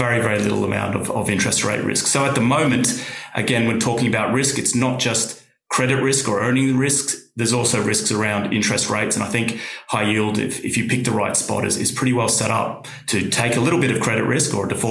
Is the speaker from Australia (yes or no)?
yes; Australia; now in United Kingdom; I'm Australian